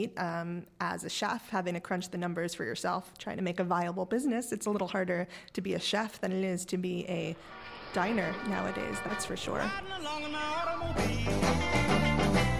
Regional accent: New York, United States; I grew up in Park Slope

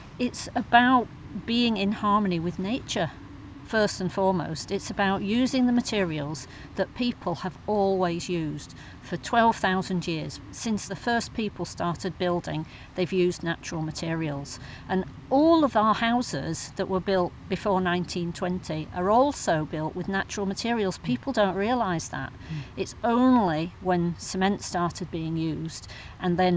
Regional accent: Wakefield, Yorkshire and the Humber, United Kingdom; now in Todmorden, United Kingdom; in Wakefield, my hometown

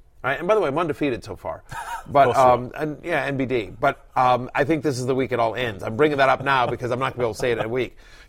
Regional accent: College Station, Texas, United States; moved away; I am from Texas. I grew up in College Station, Texas, home of the Texas A&M Aggies, Giga Maggies. My parents still live there to this day.

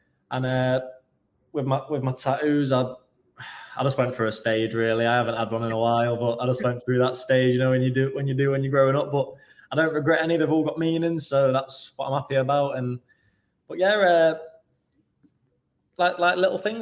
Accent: Stoke-on-Trent, West Midlands, United Kingdom; moved away as an adult; growing up in Stoke and having the love for Stoke

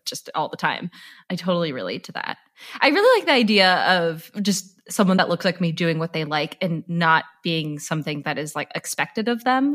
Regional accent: San Rafael, California, United States; I am from the San Francisco Bay Area, from San Rafael

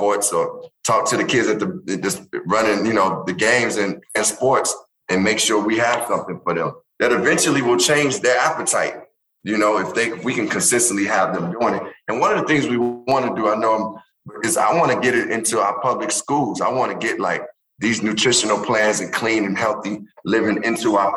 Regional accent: Chicago, Illinois, United States; where I grew up on the South Side

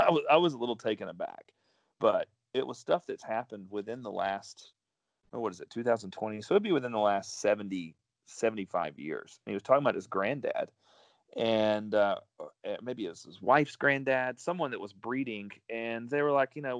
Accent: Mississippi, United States; also born or lived in Dallas, Texas; I was brought up here in Mississippi

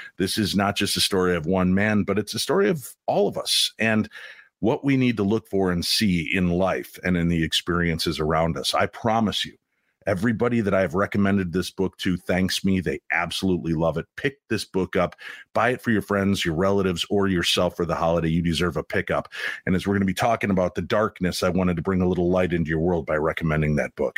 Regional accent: Chicago, Illinois, United States; I grew up in Chicago

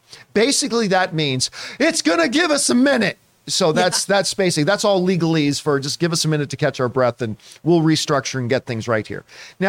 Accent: Canada; because as a Canadian, I got real damn excited a couple of years ago when I found out that Cineworld was also

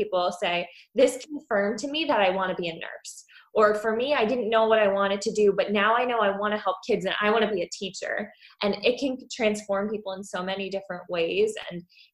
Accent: Pennsylvania, United States; I grew up in Pennsylvania

